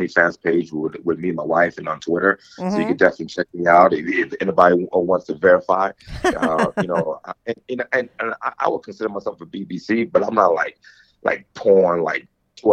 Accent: East Coast, United States; now in Colorado, United States; I'm from the East Coast

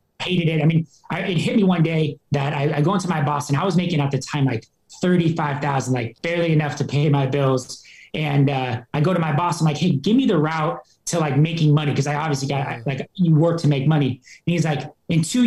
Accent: Wenatchee, Washington, United States; born or raised there; also born or lived in Seattle, Washington

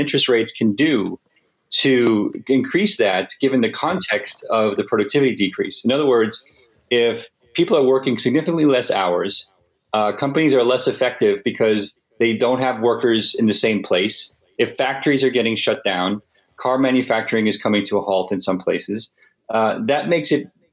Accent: United States; as an American

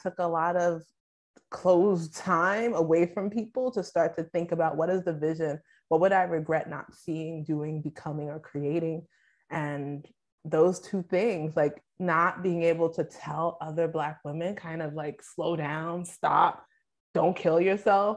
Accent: Nigeria; as a Nigerian

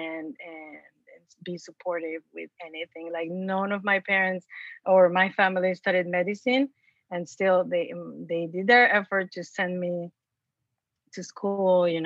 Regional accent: Mexico; moved away; because I was born and raised in Mexico. And so imagine in a small town

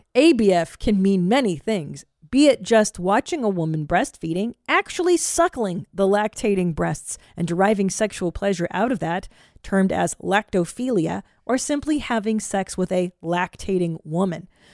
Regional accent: California, United States; now in Texas, United States; as a Californian

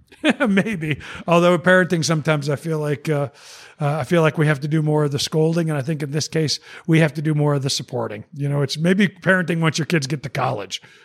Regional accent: Naperville, Illinois, United States; as a Chicagoan, as a Naperville guy

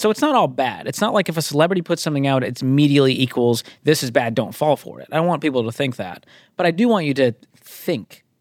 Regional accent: Northeast, United States; I'm from the Northeast.

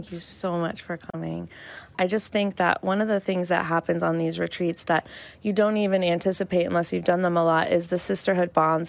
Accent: the South, United States; I'm from the South

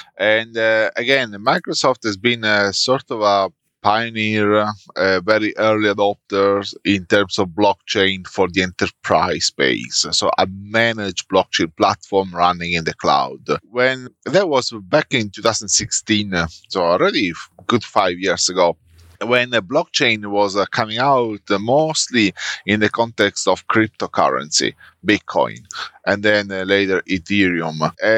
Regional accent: Italy; moved away as an adult; now in Melbourne, Australia; I'm currently based in Melbourne in Australia. I'm originally from Italy, and I started my career in Italy just out of uni.

